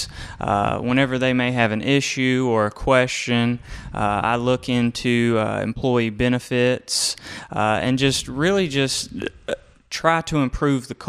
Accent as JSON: {"language": "English", "region": "Georgia", "country": "United States", "also_born_or_lived": "Americus, Georgia", "said": "I'm a 478 kind of guy, area code"}